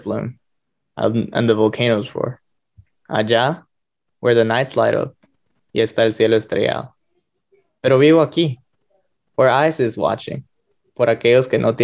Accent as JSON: {"language": "English", "country": "Guatemala", "tie": "born or raised there", "moved": "yes", "said": "I was born and raised in Guatemala."}